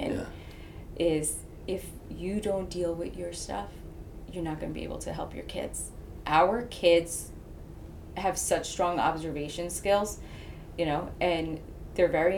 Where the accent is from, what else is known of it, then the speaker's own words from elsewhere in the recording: Clifton, New Jersey, United States; now in Hawthorne, United States; I grew up in Clifton, New Jersey